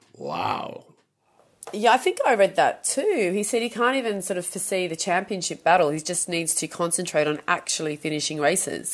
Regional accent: Sydney, New South Wales, Australia; moved away; I'm from Sydney

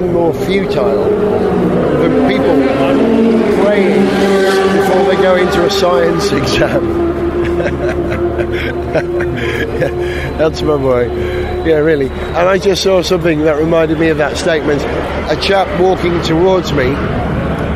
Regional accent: North Wales, United Kingdom; I'm from North Wales

